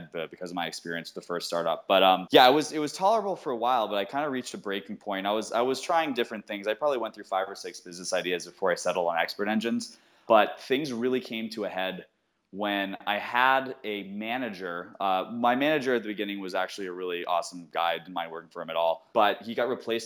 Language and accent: English; outside of Worcester, Massachusetts, United States; I grew up in Massachusetts, outside of Worcester